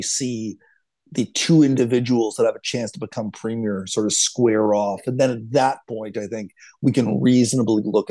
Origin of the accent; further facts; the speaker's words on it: Ottawa, Ontario, Canada; moved away; I grew up in Ottawa, and I've moved my way west slowly